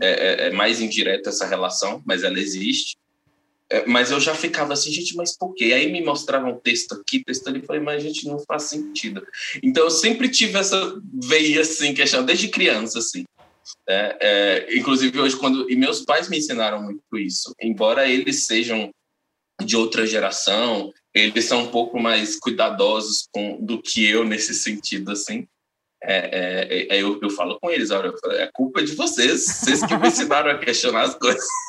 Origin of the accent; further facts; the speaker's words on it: northern Minas Gerais, Brazil; moved away; lá da minha cidade natal, lá no norte de Minas, né, no interior de Minas